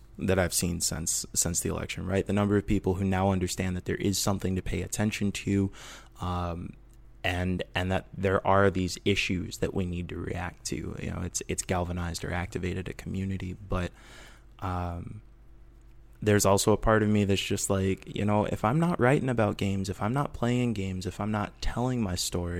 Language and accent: English; Midwest, United States; now in Portland, United States; because I'm from the Midwest, and I didn't realize how different it was until I started living out here in Portland.